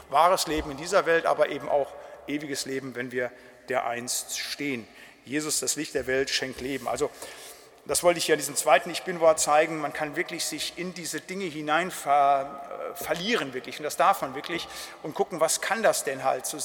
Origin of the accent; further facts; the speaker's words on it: North Rhine-Westphalia, Germany; ich komme ja aus dem Siegerland, da war so 50 Prozent der Bewaldung, das waren dann so Fichtenmonokulturen